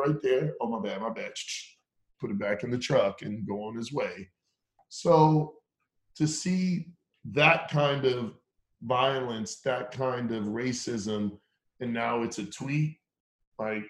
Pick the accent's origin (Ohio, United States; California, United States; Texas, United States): Texas, United States; Round Rock; also born or lived in Acton, Massachusetts; I grew up in Texas. I went to high school in Texas. A little bit of middle school, but mainly high school